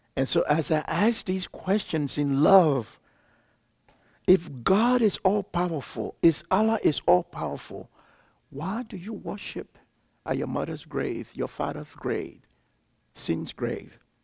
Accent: Liberia; I'm from Liberia, West Africa

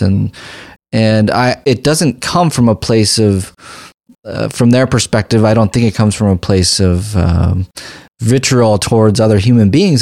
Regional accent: United States; as a practicing physician, as an American who's gone without health insurance

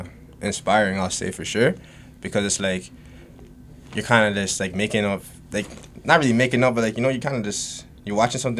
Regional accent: Ajax, Ontario, Canada; also born or lived in Scarborough, Toronto; So I grew up in Scarborough, and then I moved out to like more like further in the East, maybe around like grade like 6, so around that time, and I've been out there ever since. So that's really pretty much like my upbringing. I've been in the East End since birth

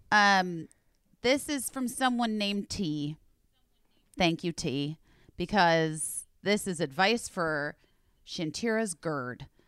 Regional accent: Arizona, United States; I grew up in Arizona

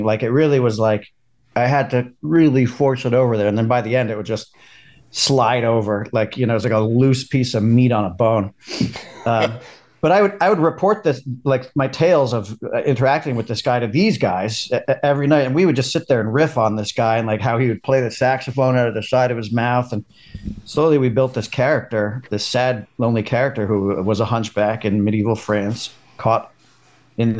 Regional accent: New York, United States; accent: New York; with my New York accent

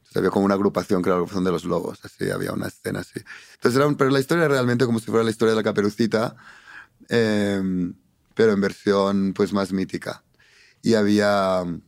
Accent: Arenys de Mar, Catalonia, Spain; moved away; yo crecí en un pueblito pequeñito de 10.000 habitantes, de pescadores, de Narenys de Mar. Está como a 45 kilómetros de Barcelona hacia el norte

